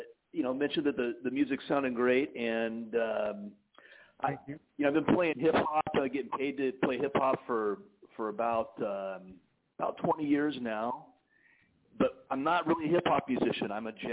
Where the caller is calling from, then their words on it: Florida, United States; I am out in Florida